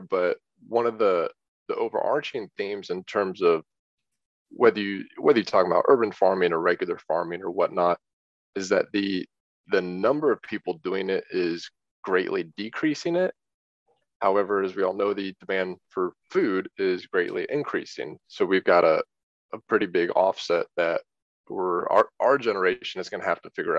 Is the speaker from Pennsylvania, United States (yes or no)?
no; Peachtree Corners, Georgia, United States; I grew up in Peachtree Corners, Georgia